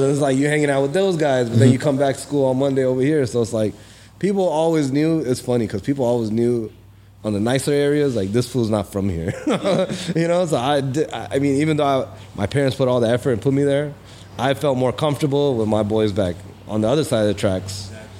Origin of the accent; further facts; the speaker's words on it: Pakistan; now in United States; even though I'm from Pakistan, but like even Pakistani people don't even know half the time that I'm from Pakistan, because I'm so like in tune with the Cali lifestyle, the LA people.